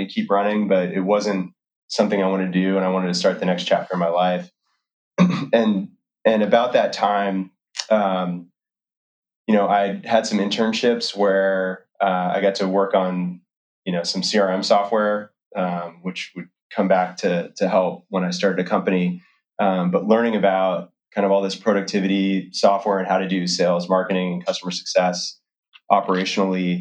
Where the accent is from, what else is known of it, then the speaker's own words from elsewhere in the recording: Oregon, United States; also born or lived in Massachusetts; we packed up and moved to Oregon, soon to learn that it was called Oregon, and stayed there until all the way through high school.